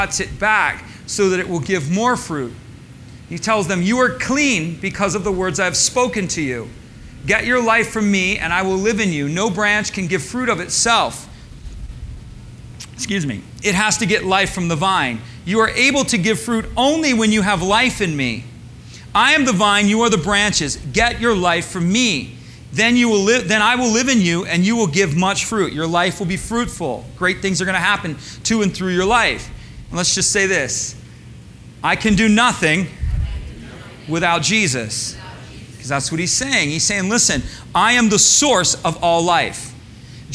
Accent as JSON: {"language": "English", "region": "Michigan", "country": "United States", "tie": "born or raised there", "said": "I grew up in Michigan, so I grew up around cornfields"}